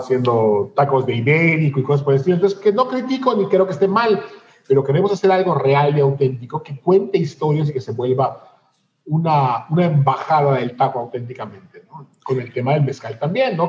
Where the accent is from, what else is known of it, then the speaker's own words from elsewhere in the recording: Yucatán, Mexico; tanto Eduardo como yo somos eh, yucatecos súper aferrados y súper orgullosos de nuestra tierra